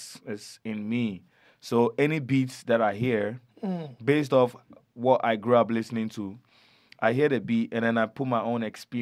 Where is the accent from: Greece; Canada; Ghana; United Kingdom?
Ghana; So, in Ghana, you know, Ghana is a very hospitable, amicable country. We encourage a lot of cultures.